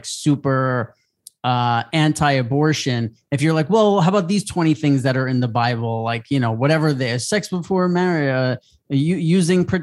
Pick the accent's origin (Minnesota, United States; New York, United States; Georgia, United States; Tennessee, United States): New York, United States; now in Los Angeles, United States; I'm from New York